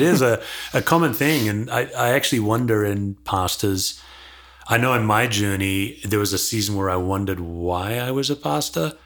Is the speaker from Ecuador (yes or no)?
no; Perth, Western Australia, Australia; I was born and raised in Perth, Australia, west coast of Australia